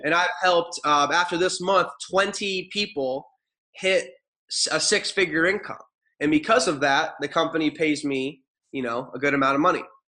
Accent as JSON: {"language": "English", "region": "Ohio", "country": "United States", "tie": "born or raised there", "also_born_or_lived": "Arizona", "moved": "as an adult", "said": "I grew up in Ohio"}